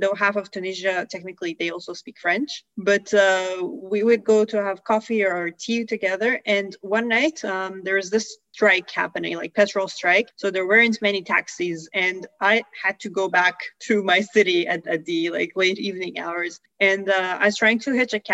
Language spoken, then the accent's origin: English; Iran; born or raised there; moved away